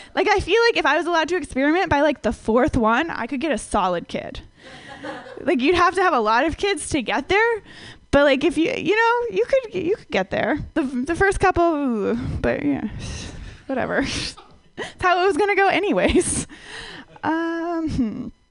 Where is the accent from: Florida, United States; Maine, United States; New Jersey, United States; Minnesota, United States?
Minnesota, United States; I grew up in Minnesota where everyone is like really, really white